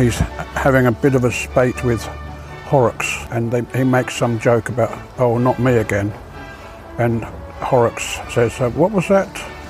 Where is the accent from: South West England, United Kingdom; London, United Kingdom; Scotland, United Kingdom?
London, United Kingdom; Croydon; born there; accent: English; Because I was born in West Croydon.